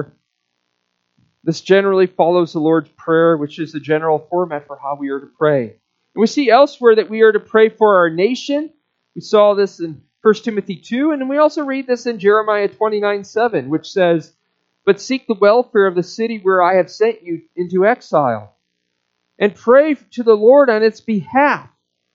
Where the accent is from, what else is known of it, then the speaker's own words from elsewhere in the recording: Omaha, Nebraska, United States; moved away; in Omaha when I lived there. That was my hometown. Grew up there